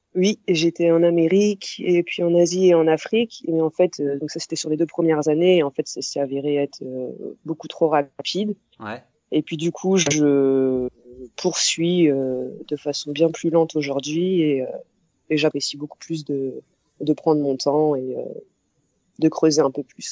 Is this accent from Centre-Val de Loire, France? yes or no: yes; Orléans, Centre-Val de Loire, France; j'ai 30 ans et euh, je viens d'Orléans, c'est à 100 km à peu près au sud de Paris.